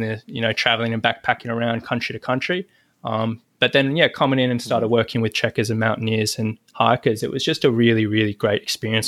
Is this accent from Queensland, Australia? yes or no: no; Sydney, New South Wales, Australia; I'm from Sydney, Australia